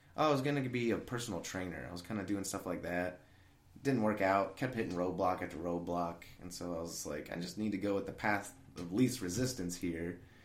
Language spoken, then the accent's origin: English; Lincoln, Illinois, United States; moved away as an adult; my hometown's Lincoln, Illinois.